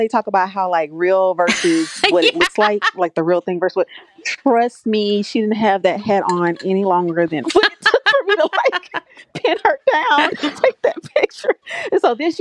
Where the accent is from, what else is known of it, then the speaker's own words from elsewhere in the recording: Louisiana, United States; now in Mukilteo, United States; I'm from Louisiana, down in the South, and It was only once I moved to the West Coast